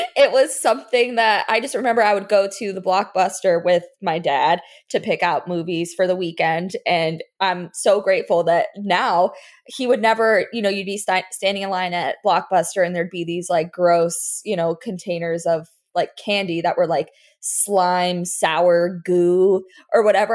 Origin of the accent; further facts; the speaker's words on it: Weston, Florida, United States; also born or lived in New York; I grew up in Fort Lauderdale, well, Weston.